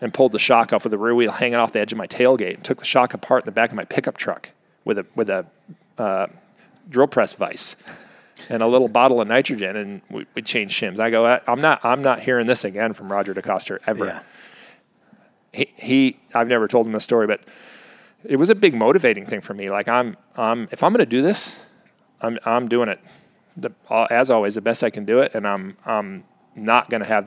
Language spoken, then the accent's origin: English; Arizona, United States; I'm a kid from Arizona